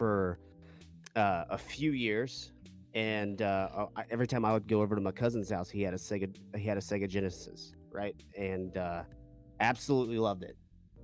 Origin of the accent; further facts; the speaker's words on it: North Carolina, United States; I am from the great state of North Carolina.